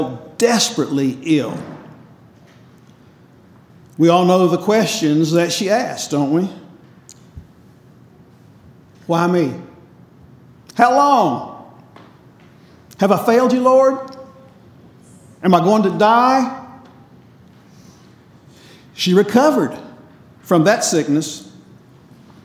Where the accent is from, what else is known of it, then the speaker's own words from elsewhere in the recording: North Carolina, United States; I grew up in North Carolina